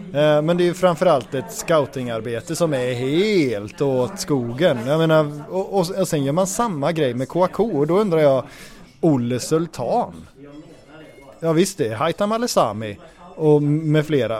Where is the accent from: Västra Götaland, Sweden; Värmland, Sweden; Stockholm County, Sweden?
Västra Götaland, Sweden; Götene; jag kommer från Götene